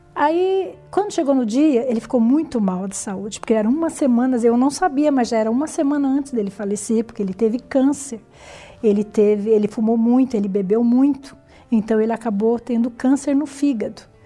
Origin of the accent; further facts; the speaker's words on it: São Paulo, Brazil; nasci em São Paulo, né, no bairro da Lapa. É, lá convivi com meus pais durante muitos anos